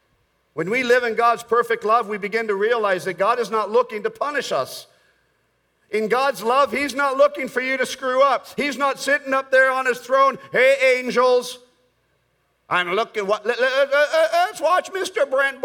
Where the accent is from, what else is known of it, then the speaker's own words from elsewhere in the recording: Bogota, Colombia; I was born in Bogota, Colombia, South America. I grew up in South America.